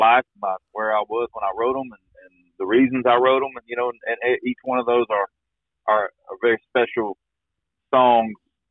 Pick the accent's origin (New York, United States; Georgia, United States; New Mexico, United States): Georgia, United States; now in Eagleville, Tennessee, United States; when I was growing up in Georgia